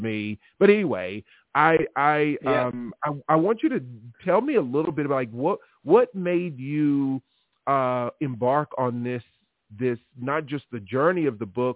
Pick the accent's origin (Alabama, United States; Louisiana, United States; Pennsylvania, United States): Alabama, United States; Tuscumbia; moved away as an adult; also born or lived in Connecticut; I'm born and raised, went to high school in Alabama, Southern roots through and through